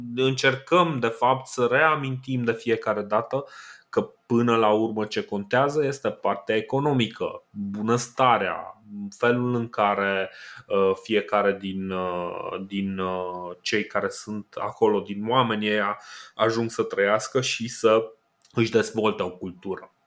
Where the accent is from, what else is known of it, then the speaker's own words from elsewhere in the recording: Romania; noi suntem români